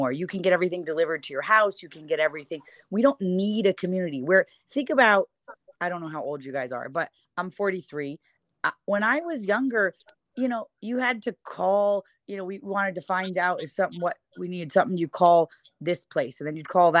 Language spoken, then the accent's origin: English; Ithaca, New York, United States; now in California, United States; I grew up in Ithaca, New York